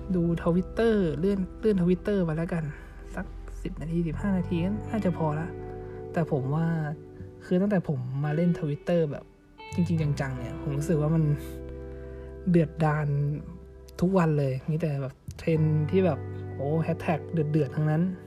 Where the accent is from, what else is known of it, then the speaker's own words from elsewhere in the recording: Chai Nat, Thailand; now in Bangkok, Thailand; ผมอยู่ที่จังหวัดบ้านเกิดนะครับผมไม่ได้อยู่กับคุณแดบเดิมทีผมจะอยู่กับคุณแดบสองคนก็คือเป็นรูเมทกันอยู่นะครับ แต่ตอนนี้เนี่ยคือผมมูฟจากกรุงเทพมาอยู่ที่ชัยนาท